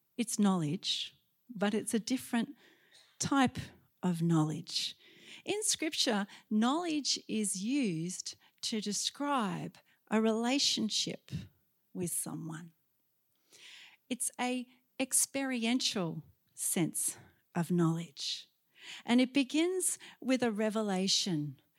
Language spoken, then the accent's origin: English; Sydney, New South Wales, Australia; in Sydney, in my hometown